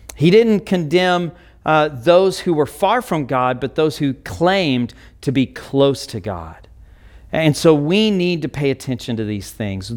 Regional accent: United States; we may value being an American

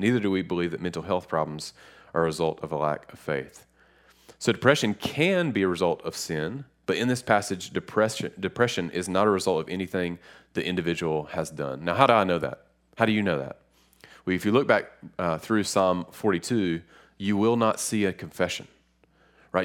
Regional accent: Lenoir, North Carolina, United States; I'm from a little city called Lenore, uh, it's r, right near Boone and Hickory, and, um, growing up, Lenore taught me a lot.

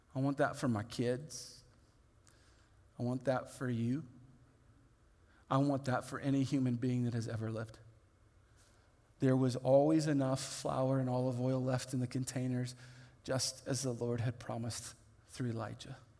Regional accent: Indiana, United States; I grew up in Indiana where what we visually could look at was corn

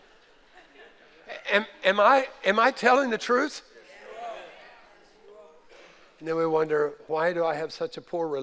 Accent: the North, United States; moved away; we were raised in the North

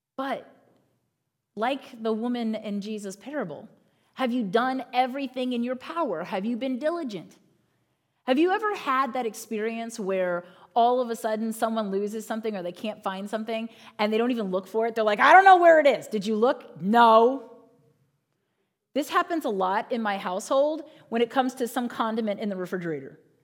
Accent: Northern Virginia, United States; I grew up in Northern Virginia

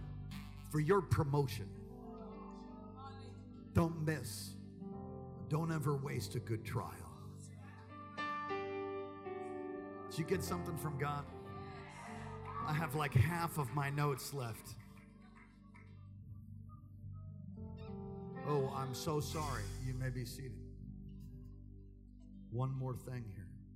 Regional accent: United States; I'm an American

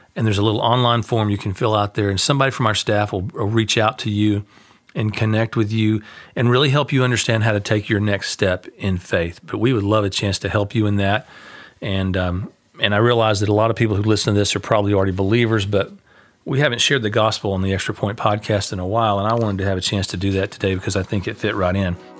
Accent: United States; we're American

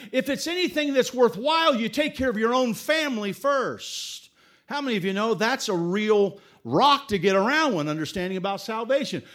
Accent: Dayton, Ohio, United States; moved away as an adult; also born or lived in Laos / Thailand; from Dayton, Ohio, where we grew up

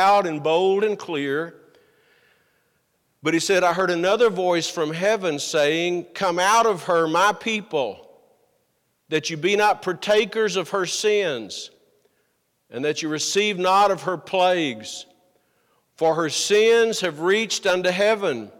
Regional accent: United States; as an American

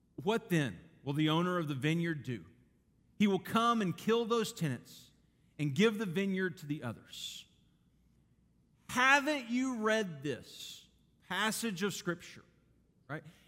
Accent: Garland, Texas, United States; I grew up in Garland, Texas, big city

